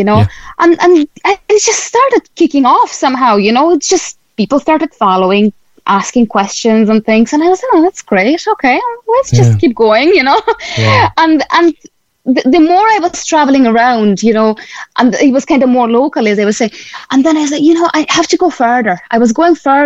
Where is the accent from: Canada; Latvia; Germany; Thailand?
Latvia; moved away as an adult; now in Cork, Ireland; I'm originally myself from Latvia